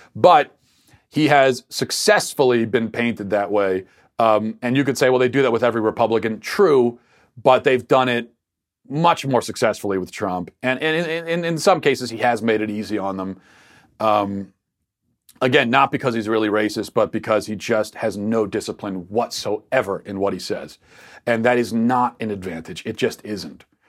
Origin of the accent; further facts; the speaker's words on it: Baltimore, Maryland, United States; accent: Baltimore; my Baltimore accent